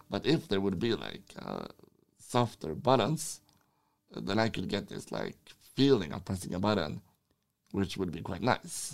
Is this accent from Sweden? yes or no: yes; Sweden; I'm from Sweden.